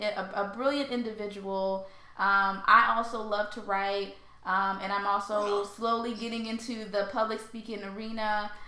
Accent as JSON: {"language": "English", "town": "St. Louis", "region": "Missouri", "country": "United States", "tie": "born or raised there", "also_born_or_lived": "Haiti", "said": "I was born in Haiti, and then I was oh, raised. I was raised in St. Louis, Missouri."}